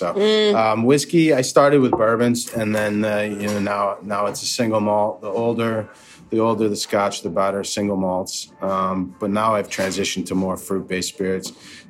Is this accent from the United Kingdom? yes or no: no; Western New York, United States; moved away; Originally, Western New York.